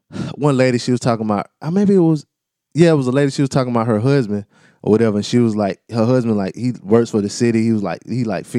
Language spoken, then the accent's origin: English; East Coast, United States; I'm from the East Coast.